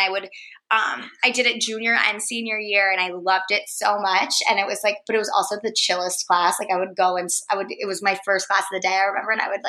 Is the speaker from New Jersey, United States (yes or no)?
yes; Princeton, New Jersey, United States; moved away; So, I am from Princeton, New Jersey originally.